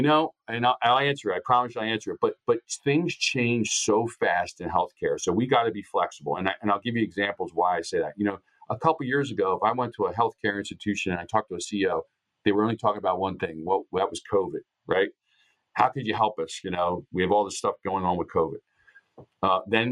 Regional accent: Upper Darby, Pennsylvania, United States; my hometown of Upper Darby, Pennsylvania

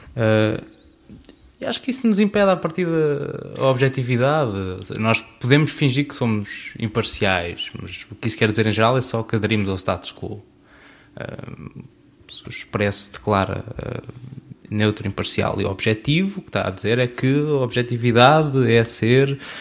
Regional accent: Azores, Portugal; Eu sou açoriano

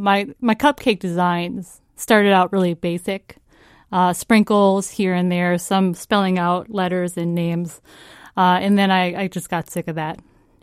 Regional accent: Virginia, Minnesota, United States; I'm from Virginia, Minnesota. It's a real place.

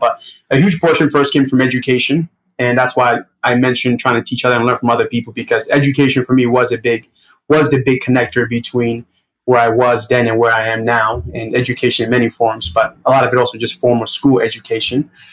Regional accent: New York City, New York, United States; accent: Brooklyn; also born or lived in Nigeria; I was born in Nigeria, but my family immigrated to United States when I was about seven years old, and since then, I've been living in Brooklyn

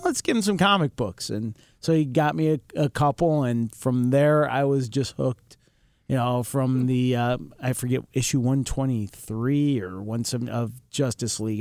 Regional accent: Rochester, New York, United States; I was born in nineteen sixty-five in the city of Rochester, New York

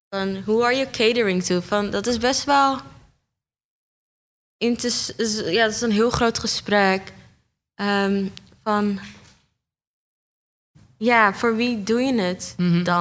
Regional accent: Amsterdam, North Holland, Netherlands; also born or lived in Almere; ja, ik kom uit Amsterdam Noord, Almere en Bosselommer.

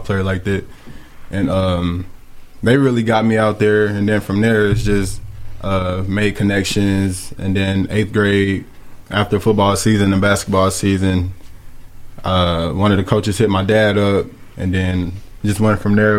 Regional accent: Columbia, Tennessee, United States; I grew up in Columbia my whole life played little league down here

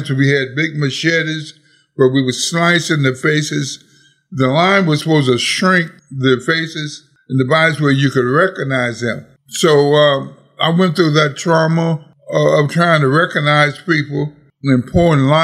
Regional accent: Scotlandville, Louisiana, United States; I came from Scotlandville area.

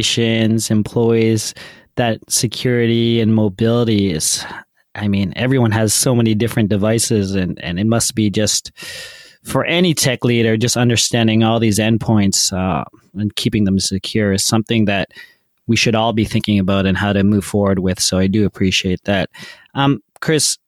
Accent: Canada; as a Canadian

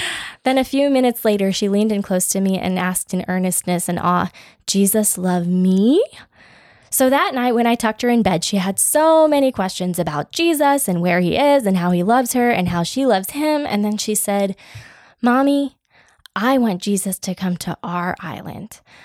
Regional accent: United States

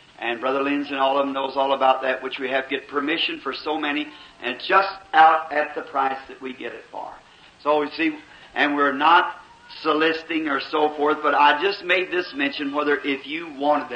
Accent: Kentucky, United States; I born in Kentucky in this half between the north and the south.

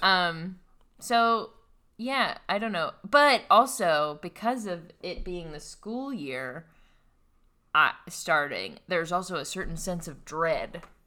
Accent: western Pennsylvania, United States; I am from western Pennsylvania, which is the tip of Appalachia

